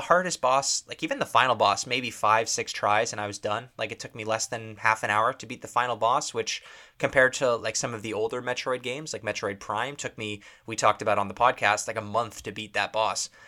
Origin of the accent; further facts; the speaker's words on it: Canada; as being a Canadian